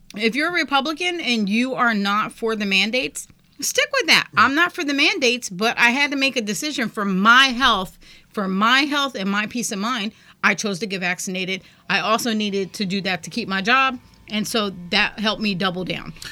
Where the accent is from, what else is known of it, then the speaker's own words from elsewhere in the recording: United States; I'm an American